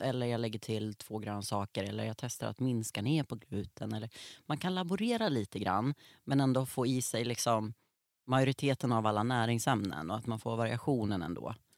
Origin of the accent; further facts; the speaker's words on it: Norrland, Sweden; jag uppvuxen i Norrland